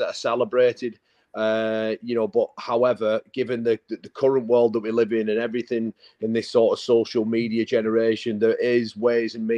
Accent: Whitehaven, North West England, United Kingdom; part-time rugby in my hometown, Whitehaven

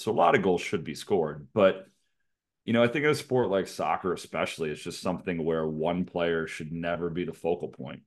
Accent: United States; we're American

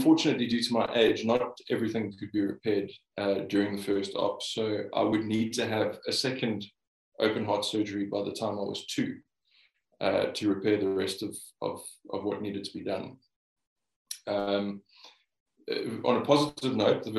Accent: Cape Town, Western Cape, South Africa; also born or lived in United Kingdom; I was born and bred in Cape Town

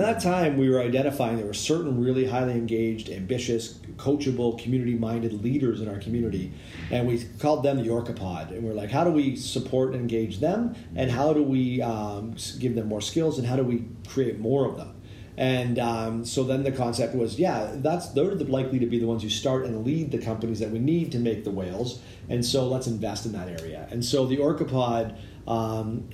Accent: Toronto, Ontario, Canada; now in Victoria, Canada; I come from Toronto

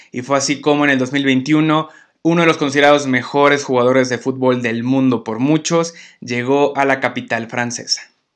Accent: Mexico; los mexicanos

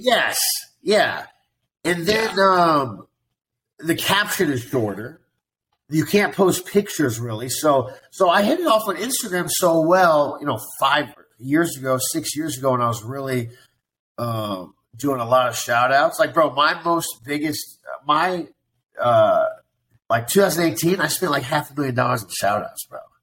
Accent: Columbia, Missouri, United States; moved away as an adult; also born or lived in Las Vegas / Venice Beach / Kansas City / Chicago; now in Miami Beach, United States; So I was born and raised in Columbia, Missouri, and and I lived in Columbia. I lived in Missouri for like 23 years.

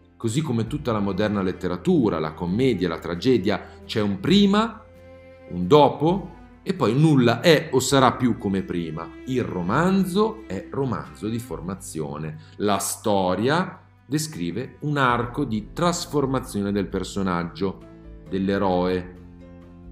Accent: Milan, Lombardy, Italy; da milanese, almeno di nascita

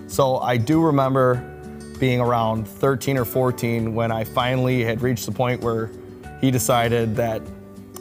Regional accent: Burbank, Illinois, United States; I grew up in Burbank, South Side Chicago

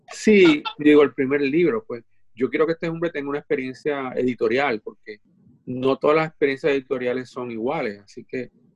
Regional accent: Puerto Rico; born or raised there; also born or lived in Dominican Republic

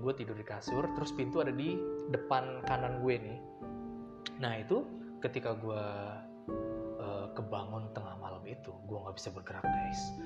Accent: Depok, West Java, Indonesia; di kampungan gue tuh di daerah Cagar Alam Depok situ anak Depok

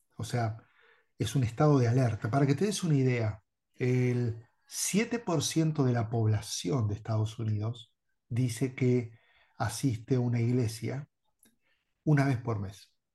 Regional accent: Bahía Blanca, Buenos Aires Province, Argentina; moved away as an adult; also born or lived in Durango, Mexico; soy argentino y hago los uruguayos y me llevo muy bien, pero soy de Argentina, de la Patagonia, Bahía Blanca. Este, allí pasé toda mi vida

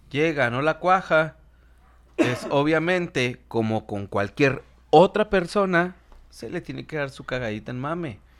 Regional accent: Mexico; como todos mexicanos, siempre estamos atacando a mexicanos.

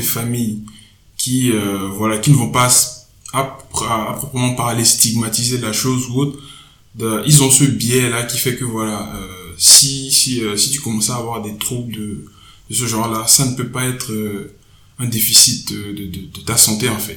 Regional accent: Togo; moved away; j'ai grandi au Togo.

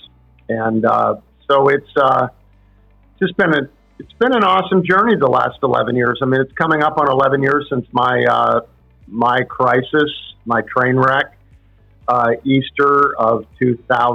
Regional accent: Canada; I'm from Canada

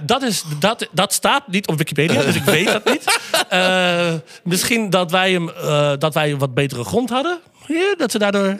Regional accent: Netherlands; wij gewoon als Nederlanders

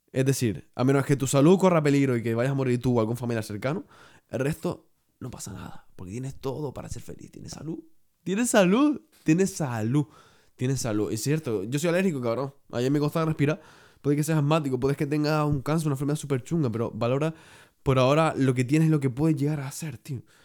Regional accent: Canary Islands, Spain; yo soy canario

